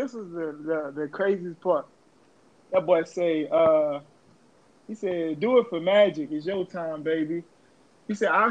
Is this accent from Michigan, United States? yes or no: no; New Orleans, Louisiana, United States; moved away; also born or lived in Atlanta, Georgia; I was born and raised in New Orleans, but I was raised in Atlanta